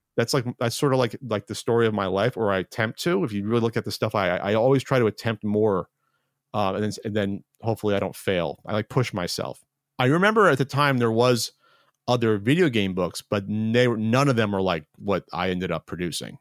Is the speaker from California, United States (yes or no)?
no; New Jersey, United States; moved away; We're both from Jersey